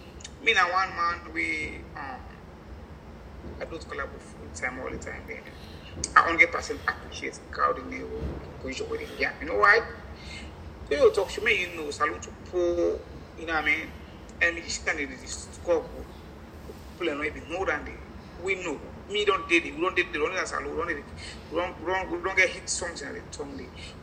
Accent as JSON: {"language": "English", "country": "Jamaica", "said": "I never with Jamaica in my life because of why I am a Jamaican."}